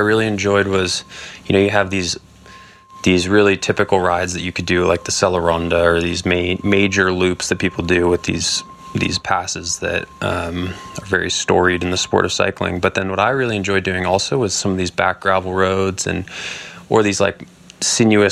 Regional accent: Marin County, California, United States; I grew up in Marin County, California

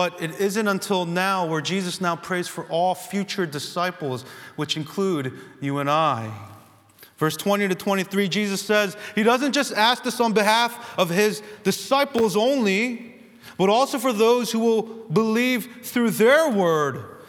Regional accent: United States; American Christians with freedom of religion

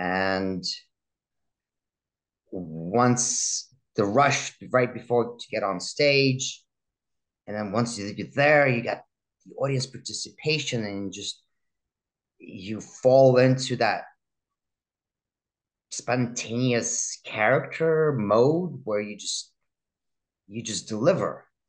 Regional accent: Russia; moved away; Immigration definitely plays a toll on people. So because growing up in Russia, I was kind of a spoiled kid

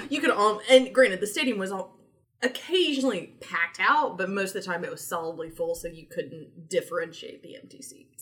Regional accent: Tennessee, United States; moved away as an adult; also born or lived in Georgia; growing up in Tennessee

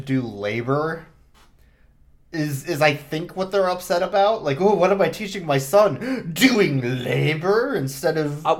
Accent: Midwest, United States; I'm from the Midwest

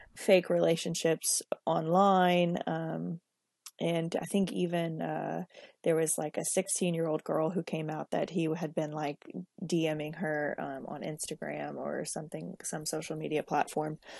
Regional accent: Lafayette, Louisiana, United States; I'm originally from Lafayette, Louisiana, uh, living, um, in Lafayette, Louisiana

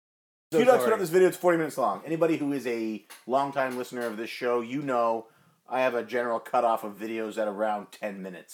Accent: Canada; I'm Canadian.

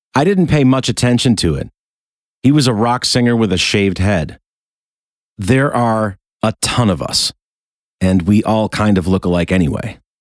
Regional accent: Rochester, New York, United States; my hometown of Rochester, New York

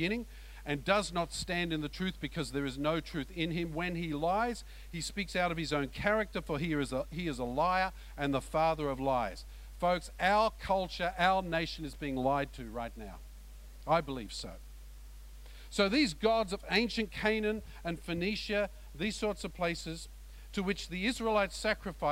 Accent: Australia

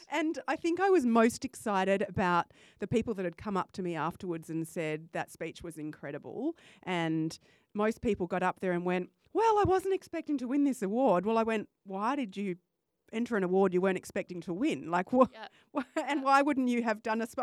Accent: Perth, Western Australia, Australia; I was born in Perth and came back

